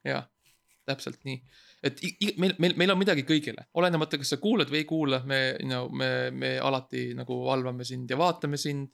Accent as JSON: {"language": "Estonian", "country": "Estonia", "said": "ma olen eestlane"}